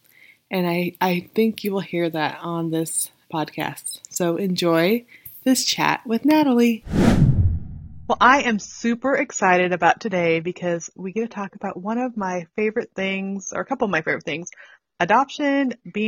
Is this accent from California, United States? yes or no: yes; Weed, California, United States; also born or lived in Redding, California; I grew up in Weed, which is not far from Reading